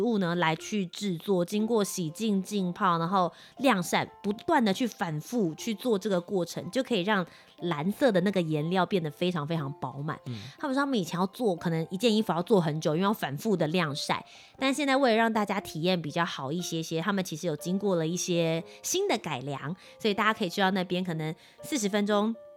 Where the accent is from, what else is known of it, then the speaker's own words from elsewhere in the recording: Kaohsiung, Taiwan; now in Taipei, Taiwan; 一起到我的家乡高雄